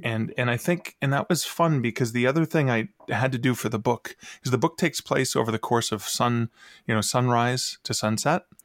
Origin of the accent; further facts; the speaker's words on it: Canada; I'm from Canada